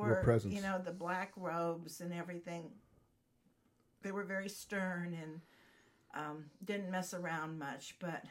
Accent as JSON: {"language": "English", "town": "Glenview", "region": "Illinois", "country": "United States", "tie": "born or raised there", "also_born_or_lived": "Dallas, Texas / Fort Worth, Texas", "moved": "as an adult", "lives_now": "Texas, United States", "said": "We were always Texans growing up in Glenview until we could get back home."}